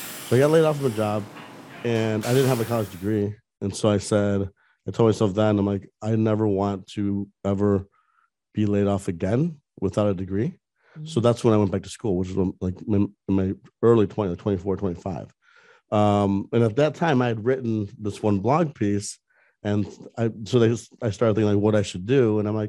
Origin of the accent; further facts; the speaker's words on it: Orlando, Florida, United States; because I'm from Orlando, and Orlando has Electronic Arts, which is a big video game company.